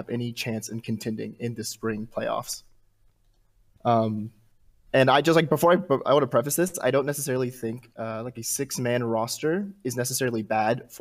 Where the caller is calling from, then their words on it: Chattanooga, Tennessee, United States; I'm calling from Chattanooga, Tennessee